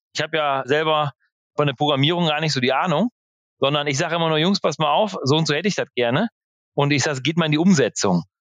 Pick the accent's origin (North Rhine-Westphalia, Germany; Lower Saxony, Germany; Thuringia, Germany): North Rhine-Westphalia, Germany; Velen; bei uns in Nordfehlen, das ist so 35 Kilometer von Marienthal weg